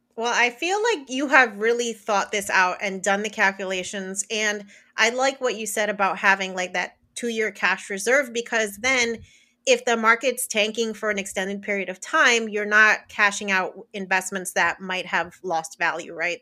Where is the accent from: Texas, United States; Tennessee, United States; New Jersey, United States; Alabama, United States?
New Jersey, United States; moved away as an adult; now in Florida, United States; I grew up born and raised in New Jersey.